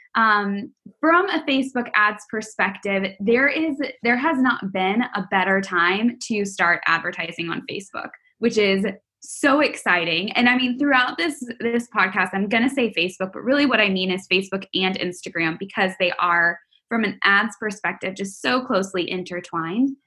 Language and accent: English; Texas, United States; I'm from Texas